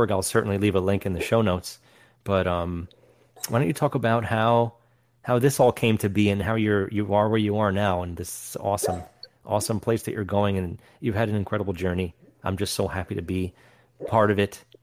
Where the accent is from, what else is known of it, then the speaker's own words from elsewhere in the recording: New York, United States; Where, again, we came from New York. You weren't allowed to smoke indoors.